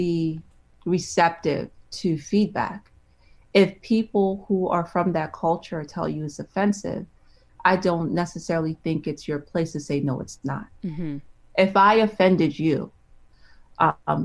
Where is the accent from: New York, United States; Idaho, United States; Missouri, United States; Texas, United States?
New York, United States; I grew up in New York